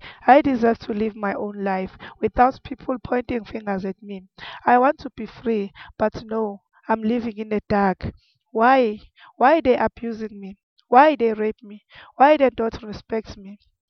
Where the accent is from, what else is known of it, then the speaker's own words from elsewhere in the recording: South Africa; I am a mother, a sister, a daughter. I love my job. I am a South African.